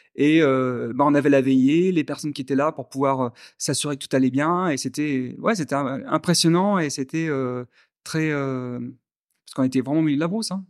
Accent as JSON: {"language": "French", "town": "Grenoble", "region": "Auvergne-Rhône-Alpes", "country": "France", "tie": "born or raised there", "also_born_or_lived": "Algiers, Algeria / Madagascar / Paris / Réunion", "moved": "as an adult", "lives_now": "Vietnam"}